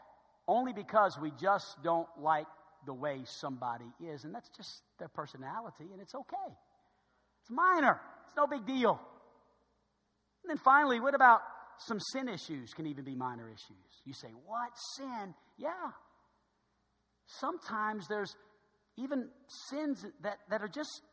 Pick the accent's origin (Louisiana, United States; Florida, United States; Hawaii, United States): Louisiana, United States; New Orleans; I was growing up in New Orleans